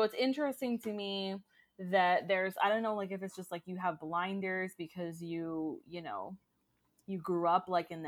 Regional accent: Orlando, Florida, United States; I am born and raised in Orlando, like I was born in the Florida hospital. And like I said, I've lived all over Central Florida, but always in somewhere in Central Florida.

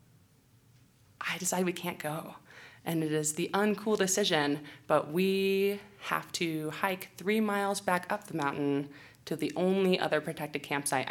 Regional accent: California, United States; I'm from California.

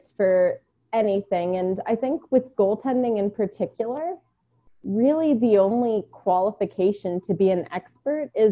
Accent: Baltimore, Maryland, United States; also born or lived in New York / Houston, Texas; now in Phoenix, United States; I was born in Baltimore. I lived in New York, lived in Houston for a while

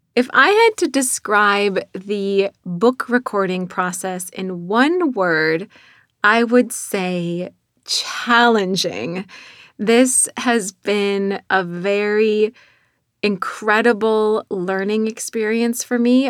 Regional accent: North Dakota, United States; accent: North Dakota; moved away; my North Dakota accent that still shines through twenty-plus years later after moving out of North Dakota

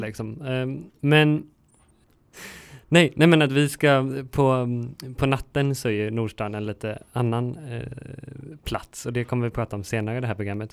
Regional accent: Lerum, Västra Götaland, Sweden; also born or lived in Gothenburg; när jag var liten och bodde i Lerum

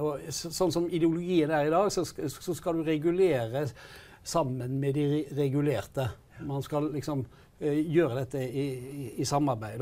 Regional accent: Hardanger, Vestland, Norway; jeg kommer sjøl fra Hardanger

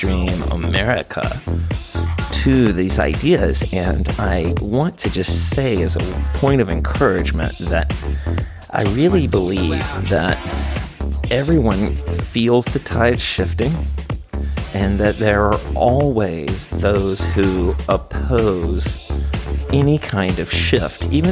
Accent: the South, United States; I come from the South, and I come from a pretty small town in the South

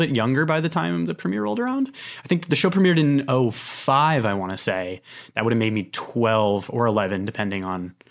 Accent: Connecticut, United States; now in New York, United States; I'm originally from Connecticut. I live in New York now. I've spent my entire life here on the East Coast

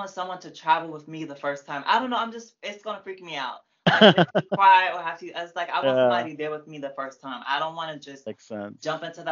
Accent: Prince George's County, Maryland, United States; also born or lived in Laurel, Maryland / New Carrollton, Maryland / Fairmount Heights, Maryland; I'm from PG

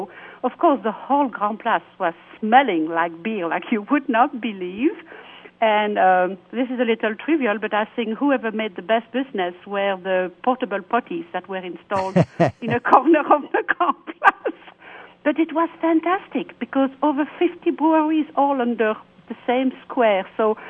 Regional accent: Wallonia, Belgium; also born or lived in Brussels; Yes, I'm from Belgium. I'm a Walloon. I'm from the south of Belgium, but I lived in Brussels many, many years.

